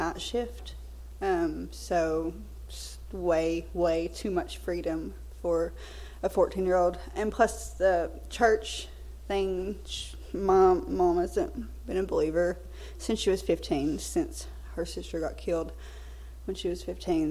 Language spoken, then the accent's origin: English; Belton, United States; moved away as an adult; also born or lived in San Francisco, California; I'm actually from over here in Belton.